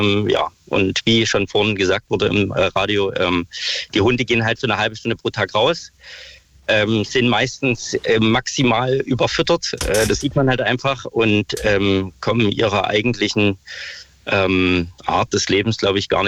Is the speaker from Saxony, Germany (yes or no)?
yes; Saxony, Germany; now in Berlin, Germany; Das, ich komme ursprünglich aus Sachsen, da ist genau das gleiche Problem.